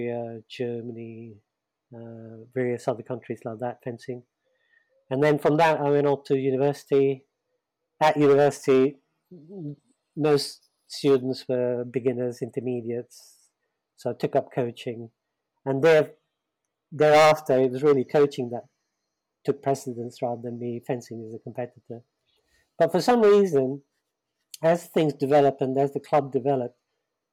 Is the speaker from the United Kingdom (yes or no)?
yes; London, United Kingdom; I grew up in the East End of London